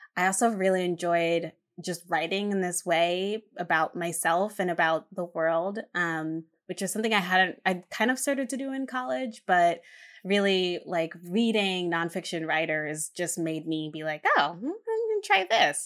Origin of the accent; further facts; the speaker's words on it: Hamden, Connecticut, United States; I grew up in Hampton, Connecticut